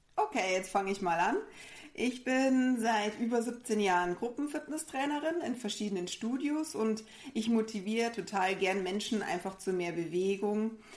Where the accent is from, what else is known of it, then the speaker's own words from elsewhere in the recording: Bavaria, Germany; wir sind auch aus Bayern. Man muss auch sagen, bei uns kommt vielleicht auch der ein oder andere Dialekt dann mal durch